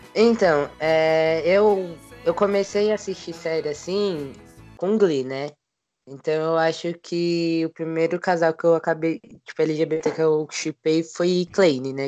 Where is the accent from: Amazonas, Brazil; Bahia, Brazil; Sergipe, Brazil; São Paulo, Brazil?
São Paulo, Brazil; tenho 22 anos, sou de São Paulo, sou homem trans